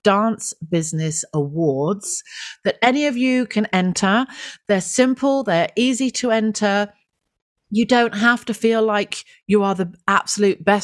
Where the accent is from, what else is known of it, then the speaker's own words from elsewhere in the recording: West Country, South West England, United Kingdom; I'm from the West Country